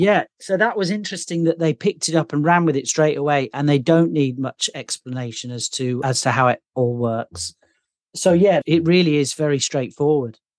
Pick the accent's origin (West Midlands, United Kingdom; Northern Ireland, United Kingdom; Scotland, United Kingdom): West Midlands, United Kingdom; Birmingham; accent: Midlands; now in London, United Kingdom; I'm actually from another city in the U K originally, which is called Birmingham